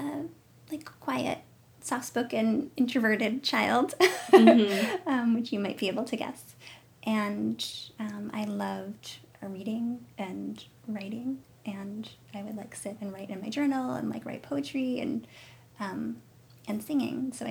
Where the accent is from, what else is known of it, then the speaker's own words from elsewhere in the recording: Fishkill, New York, United States; moved away; also born or lived in Boston; I grew up mostly in New York, not New York City, like the Hudson Valley region of New York, a little town called Fishkill